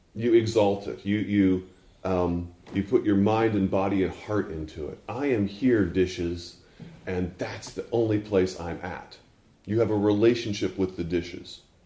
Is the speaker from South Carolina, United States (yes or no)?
no; Texas, United States; moved away; also born or lived in Fort Worth, Texas / Houston, Texas; I was born in Fort Worth and went to college in East Texas and lived in Houston until I was seven